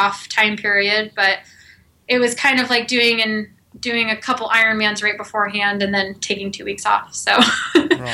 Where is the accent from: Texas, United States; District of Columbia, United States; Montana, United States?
Texas, United States; moved away; I'm originally from Texas